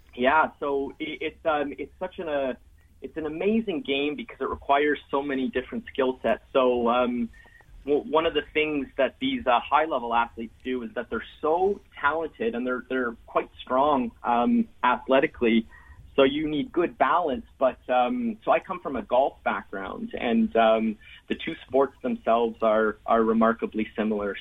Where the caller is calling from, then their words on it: Ottawa, Ontario, Canada; I'm uh, calling from Ottawa, Ontario, up in Canada